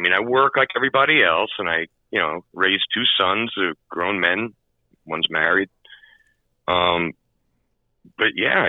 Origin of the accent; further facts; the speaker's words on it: New York City, New York, United States; I grew up in Queens, Jackson Heights.